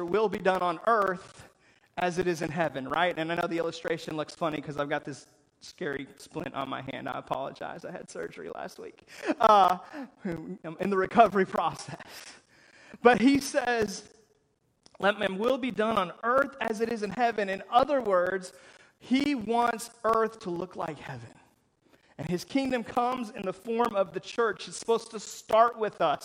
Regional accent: United States; I was born in America

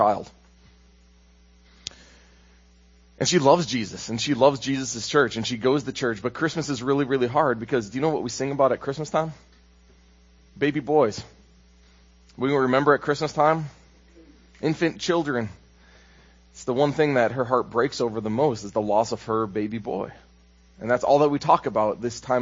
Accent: Minnesota, United States; moved away; I'm from Minnesota, by the way, so it's not like I can just walk down the road to my sister's house or my brother's house

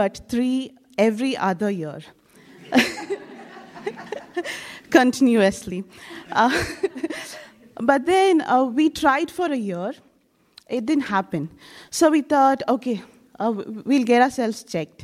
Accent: India; I'm from India

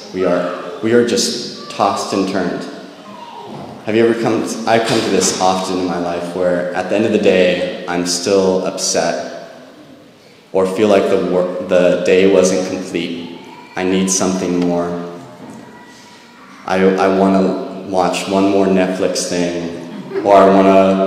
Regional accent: Monterey, California, United States; I grew up in Monterey, and so I worked at the aquarium

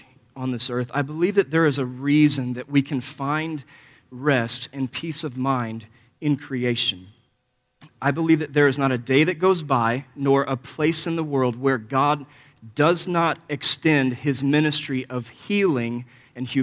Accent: Missouri, United States; I grew up here in Missouri, about 4 miles west of the Mississippi, actually, as the crow flies

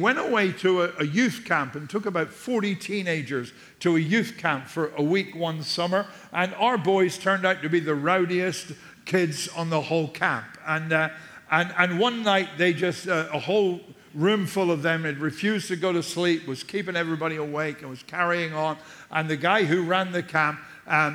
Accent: England, United Kingdom; moved away; I'm English too.

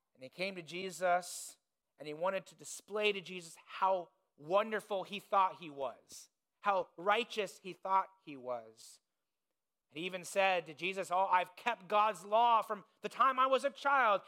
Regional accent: Indiana, United States; moved away; I grew up in Indiana, it's the basketball state.

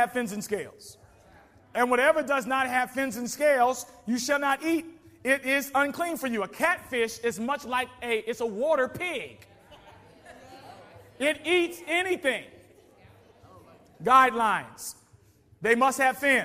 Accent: the South, United States; I come from South where you'd be surprised.

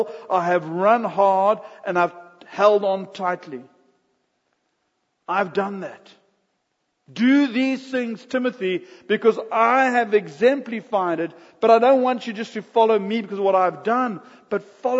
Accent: South Africa; We're busy transitioning from South Africa to America

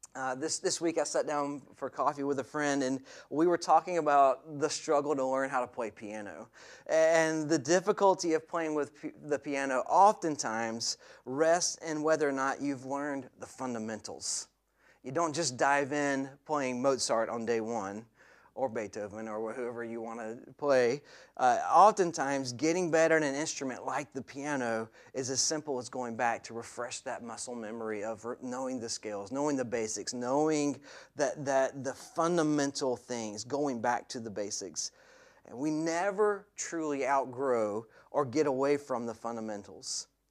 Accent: the southern United States, United States; as a boy growing up in the States, in, in the southern part of America where, I, where I'm from

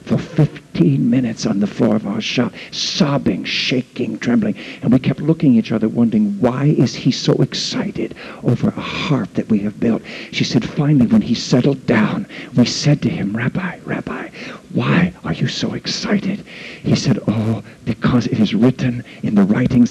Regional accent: United States; from America

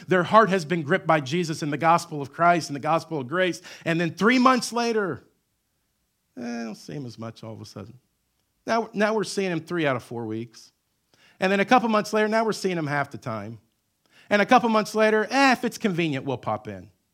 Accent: Southern Illinois, United States; I grew up in Southern Illinois

